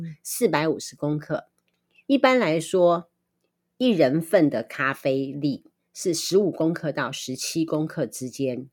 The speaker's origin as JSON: {"language": "Chinese", "country": "Taiwan", "said": "我们台湾人"}